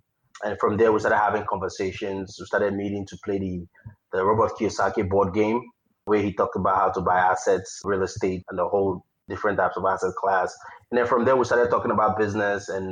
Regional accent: Nigeria; moved away as an adult; now in United States; I was born and raised in Nigeria and I came to the United States for grad school

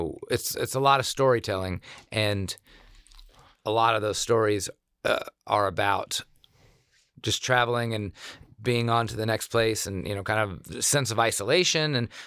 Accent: South Korea; But also growing up in Korea, especially, that was like elementary school for me.

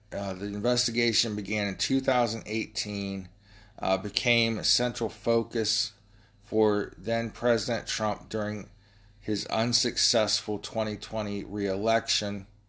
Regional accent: Ohio, United States; I'm from Ohio

